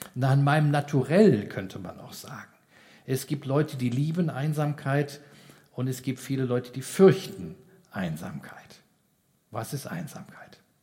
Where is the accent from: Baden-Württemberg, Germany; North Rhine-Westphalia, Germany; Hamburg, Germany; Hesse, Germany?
Hesse, Germany; Giessen; bei uns in Gießen, wo ich herkomme